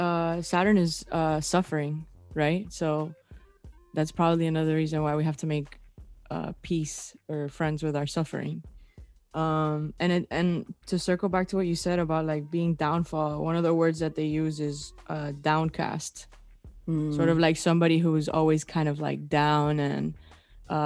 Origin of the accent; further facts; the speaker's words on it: Cuba; now in United States; when I came from Cuba, it was a different culture for me